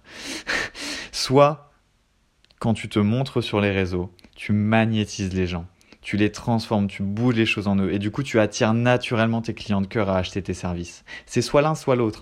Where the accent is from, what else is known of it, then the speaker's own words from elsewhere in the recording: France; je suis français